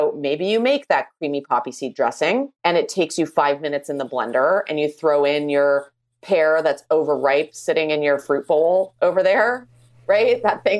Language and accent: English; Canada; I would marry maple syrup because I am Canadian.